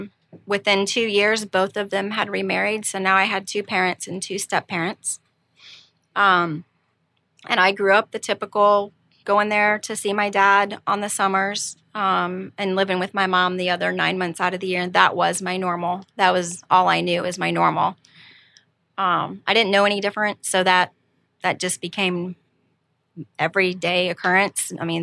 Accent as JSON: {"language": "English", "region": "Missouri", "country": "United States", "tie": "born there", "said": "I'm 47 and I was born in Missouri, but moved all over the place. Went to 7 different schools, so I was never deeply rooted in any one place for any length of time."}